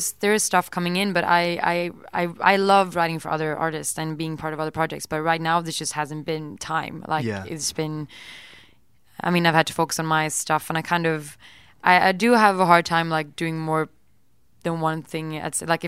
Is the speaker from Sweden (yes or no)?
yes; Sweden; English is a second language; moved away; I'm from Sweden.